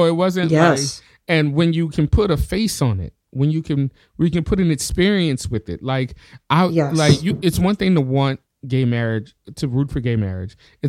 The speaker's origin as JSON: {"language": "English", "region": "the South", "country": "United States", "tie": "born or raised there", "said": "I grew up in the South, and you know, it's a heavily religious area."}